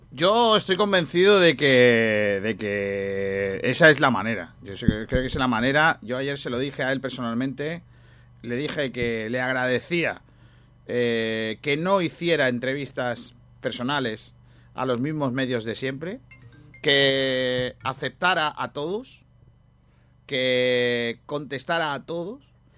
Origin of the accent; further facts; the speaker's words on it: Málaga, Andalusia, Spain; soy de Málaga